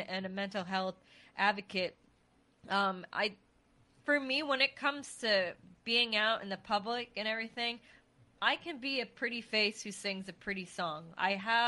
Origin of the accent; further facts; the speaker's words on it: New England, United States; moved away; I'm from New England